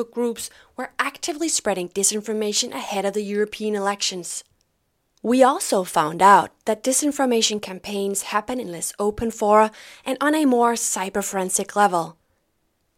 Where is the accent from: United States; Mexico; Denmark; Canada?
Denmark; I'm a journalist from Denmark